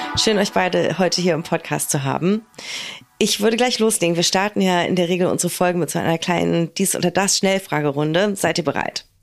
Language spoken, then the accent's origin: German; Berlin, Germany